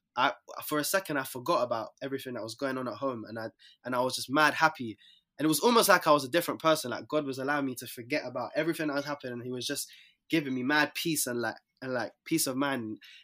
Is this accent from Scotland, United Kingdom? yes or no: no; London, United Kingdom; Yeah, I'm from South